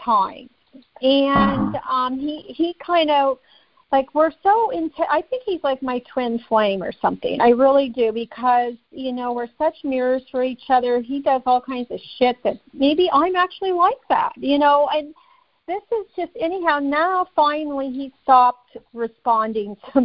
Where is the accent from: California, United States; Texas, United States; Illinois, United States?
California, United States; Bay Area; now in Los Angeles, United States; I'm originally from the Bay Area